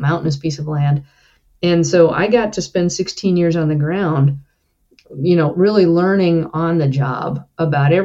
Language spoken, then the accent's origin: English; northern New Mexico, United States; I grew up in the mountains of northern New Mexico and spent a good part of my childhood living in a tiny forest inholding in the Santa Fe National Forest.